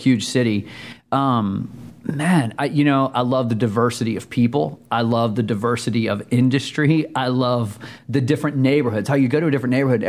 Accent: Winston-Salem, North Carolina, United States; I grew up in Winston-Salem

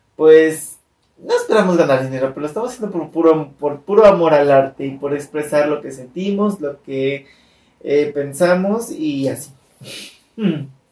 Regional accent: Mexico; mis primos, todos como buena familia mexicana, casi todos vivíamos juntos

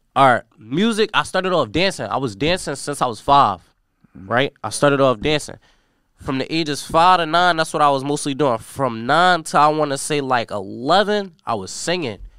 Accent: Philadelphia, Pennsylvania, United States; I'm from North Philadelphia.

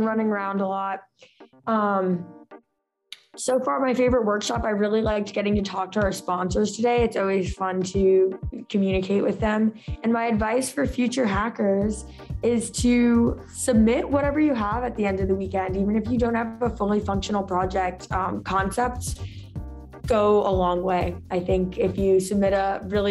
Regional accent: Chicago, Illinois, United States; now in Virginia, United States; I'm from Chicago, Illinois, or you know, that general area

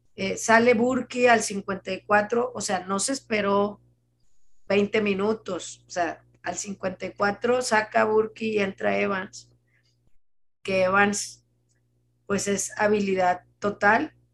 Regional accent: Monterrey, Nuevo León, Mexico; Como regios

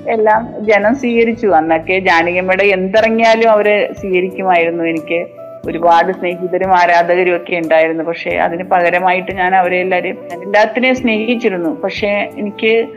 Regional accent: Kerala, India; moved away

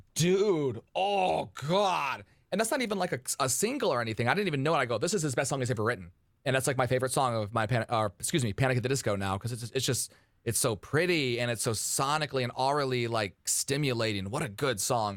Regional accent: Detroit, Michigan, United States; outside of Detroit, Michigan, my hometown

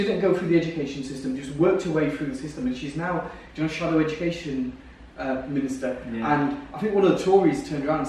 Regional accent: United Kingdom; I grew up on Park Road in town

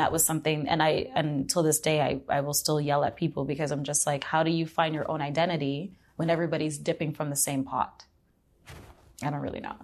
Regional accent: Hamilton, Ontario, Canada; I grew up in Hamilton

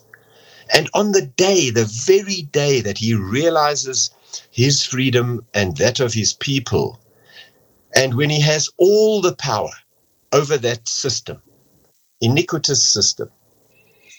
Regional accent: South Africa; first language English; Me as an English-speaking South African

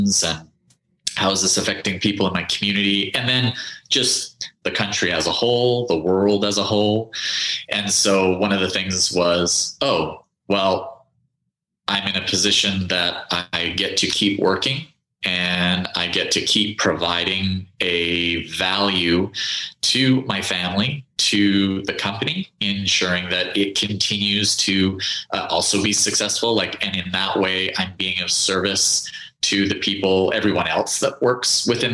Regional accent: Canada; now in United States; I'm originally from Canada

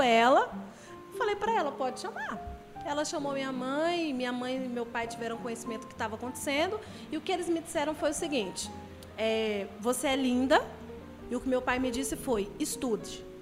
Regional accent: Brasília, Federal District, Brazil; moved away as an adult; now in Itaboraí, Brazil; acabei de chegar no Rio de Janeiro, sou brasiliense

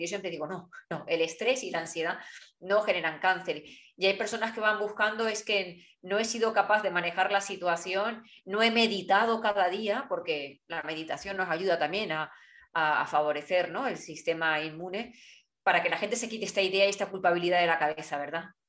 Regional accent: Spain; los españoles

